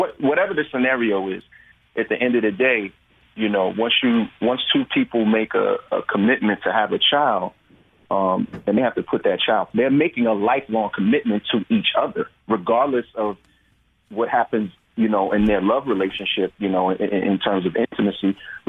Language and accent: English; New York, United States; I'm from New York, so we were in New York and filming